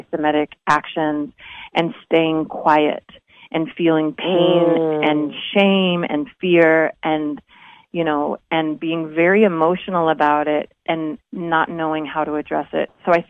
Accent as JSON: {"language": "English", "area": "Orange County", "region": "California", "country": "United States", "tie": "born or raised there", "said": "I grew up in Orange County"}